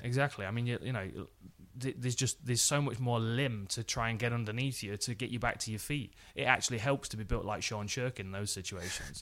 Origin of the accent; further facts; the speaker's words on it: Nottingham, East Midlands, United Kingdom; I was in my hometown.